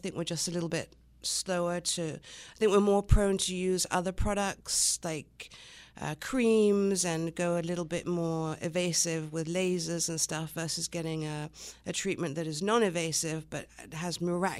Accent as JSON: {"language": "English", "region": "England", "country": "United Kingdom", "tie": "born or raised there", "also_born_or_lived": "Long Island, United States", "said": "I was born in Long Island, so I am American, but I was only here for a few months, and then moved to England, where my mother's from, and stayed there until I was about nine."}